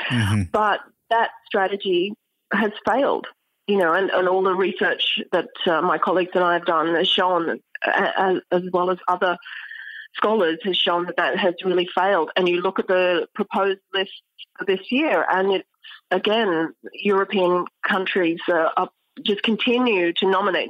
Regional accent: Australia; moved away as an adult; also born or lived in Cambridge, United Kingdom / Oxford, United Kingdom / New York, United States; now in Stanford, United States; I'm Australian, and uh, I studied in Australia

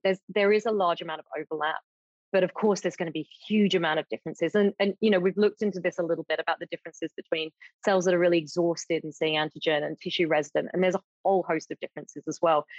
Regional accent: United Kingdom; moved away as an adult; now in Australia; I'm British originally

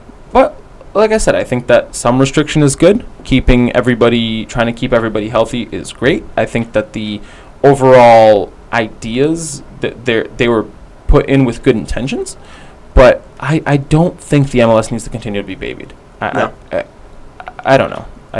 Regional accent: United States; even as an American sports fan

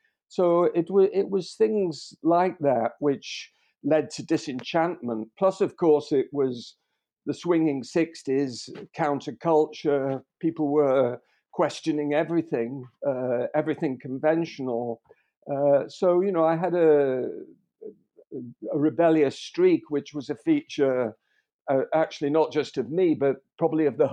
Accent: Liverpool, North West England, United Kingdom; born in Liverpool

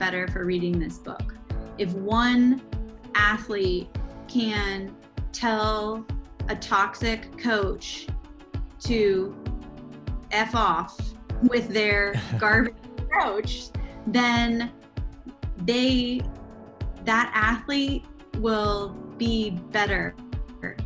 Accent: Portland, Oregon, United States; moved away as an adult; also born or lived in New York City; I grew up in Portland, Oregon

